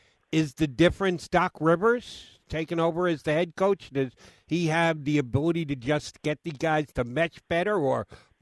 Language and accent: English; Philadelphia, Pennsylvania, United States; NBC Sports Philly is in my hometown